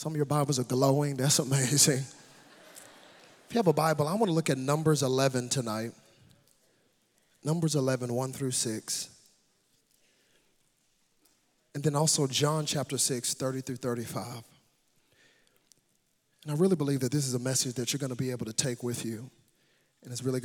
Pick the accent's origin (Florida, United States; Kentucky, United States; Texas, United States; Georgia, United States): Texas, United States; Dallas; I do bring you greetings from Dallas, Texas. Now, I am a Texan